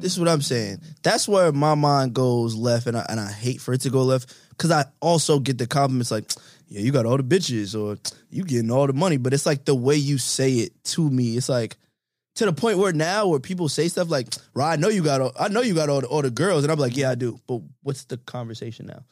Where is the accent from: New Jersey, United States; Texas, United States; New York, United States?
New York, United States; I'm from New York